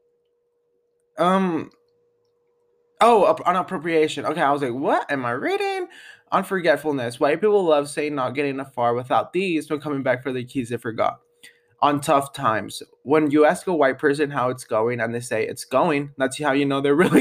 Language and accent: English; Denver, Colorado, United States; where are you from, and I'll be like, Denver